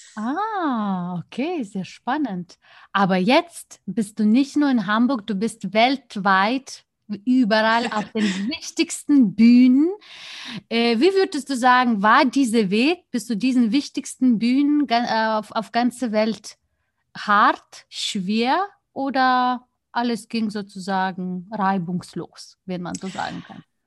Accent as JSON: {"language": "German", "country": "Lithuania", "moved": "yes", "said": "mein Heimatland"}